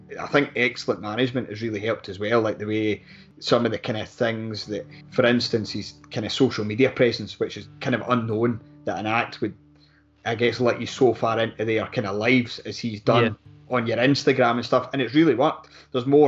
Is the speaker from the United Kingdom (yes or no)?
yes; Mid Calder, Scotland, United Kingdom; We're both from West Lothian. I was from Mid-Calder.